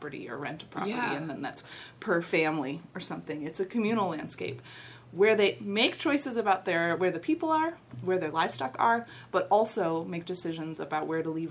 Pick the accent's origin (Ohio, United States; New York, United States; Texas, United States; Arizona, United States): Ohio, United States; Cincinnati; also born or lived in Kenya; I grew up here in Cincinnati